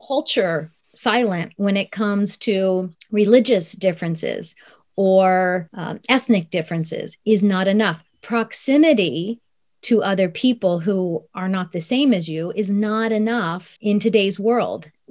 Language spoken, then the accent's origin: English; Columbus, Ohio, United States; also born or lived in Tokyo, Japan; So I was born in Tokyo, but I grew up in Columbus, Ohio, after the age of two